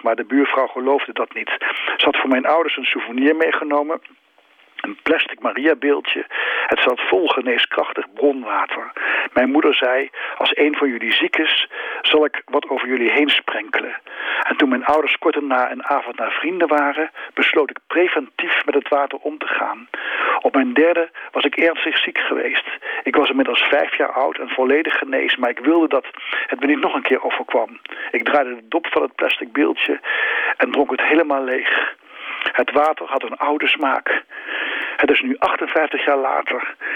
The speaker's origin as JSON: {"language": "Dutch", "town": "Nijmegen", "region": "Gelderland", "country": "Netherlands", "tie": "born or raised there", "moved": "yes", "said": "Toen ik nog in Nijmegen woonde en daar kind was"}